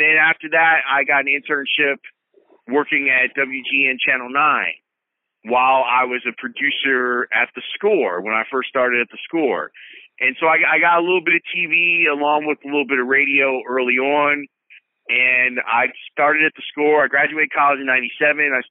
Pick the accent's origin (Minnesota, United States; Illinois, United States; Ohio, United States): Illinois, United States; Chicago; born or raised there